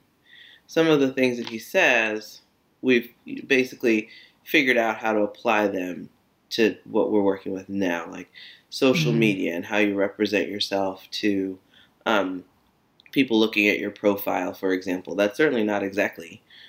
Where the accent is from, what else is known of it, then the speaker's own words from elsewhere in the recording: United States; I was the first American